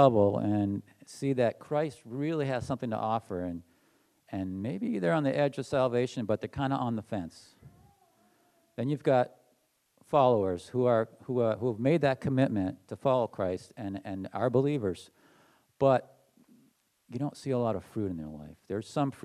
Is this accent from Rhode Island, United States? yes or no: no; New Hampshire, United States; also born or lived in Massachusetts; I moved from Massachusetts to New Hampshire when I was 8 years old